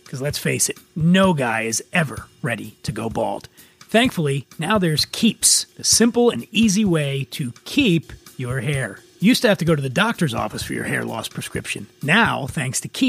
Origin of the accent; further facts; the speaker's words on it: Philadelphia, Pennsylvania, United States; I hail from Philadelphia